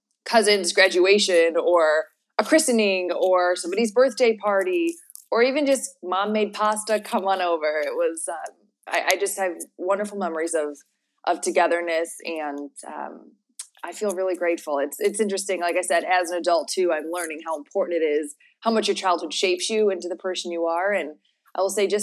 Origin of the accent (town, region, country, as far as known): Chicago, Illinois, United States; born or raised there; also born or lived in Palm Springs / Orange County; now in Los Angeles, United States